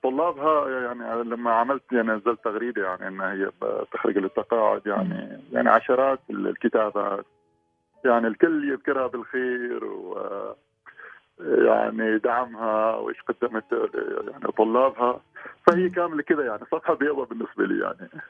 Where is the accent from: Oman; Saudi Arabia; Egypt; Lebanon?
Oman; نحن كبيعة عمانية